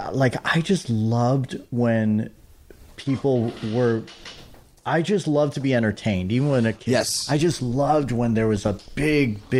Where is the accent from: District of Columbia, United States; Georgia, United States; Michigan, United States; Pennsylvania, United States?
Michigan, United States; Detroit; Detroit. Okay, so that's the, the, the, the, mecca for …